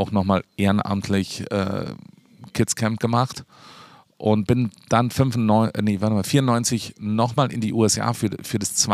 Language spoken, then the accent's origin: German; Peißenberg, Bavaria, Germany; also born or lived in Starnberg; hier in der Nähe aufgewachsen, in Peißenberg, kennt keine Sau, Peißenberg. Hohenpeißenberg für alle Meteorologen, die kennen den noch